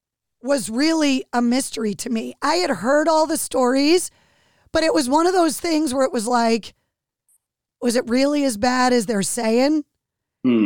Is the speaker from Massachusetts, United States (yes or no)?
yes; Leominster, Massachusetts, United States; I grew up in Leominster, which was different